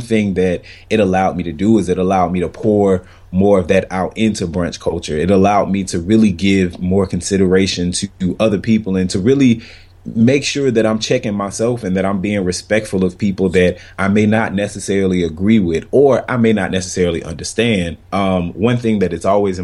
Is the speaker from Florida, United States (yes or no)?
yes; Florida, United States; moved away as an adult; It's my first time living away from Florida, like my home state. So I was born and raised and went to college there and everything